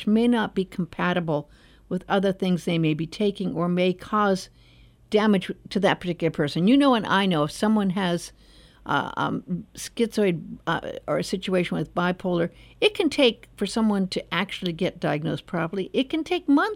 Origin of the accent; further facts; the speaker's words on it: Los Angeles, California, United States; I was born in Los Angeles and raised.